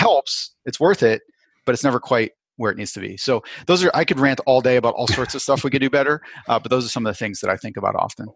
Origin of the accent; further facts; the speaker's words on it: Vermont, United States; also born or lived in Chicago; now in Southern California, United States; I grew up in Vermont, and I grew up on top of a mountain